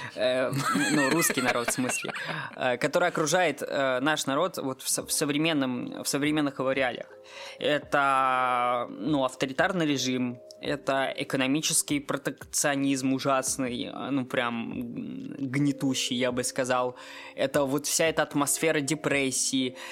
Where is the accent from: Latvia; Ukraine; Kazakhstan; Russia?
Russia; Moscow; я, как москвич